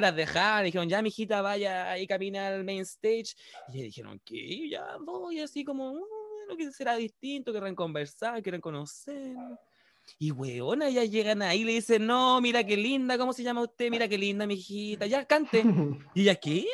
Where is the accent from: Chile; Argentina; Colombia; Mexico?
Chile; aquí, en Chile, en nuestro país